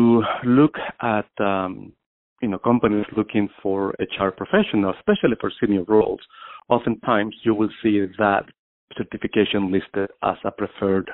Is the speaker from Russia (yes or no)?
no; Guatemala; English is a second language; now in Massachusetts, United States; I was born and raised in Guatemala, in Central America, and I migrated to the United States in 1990 as a refugee. I studied here. I learned English when I arrived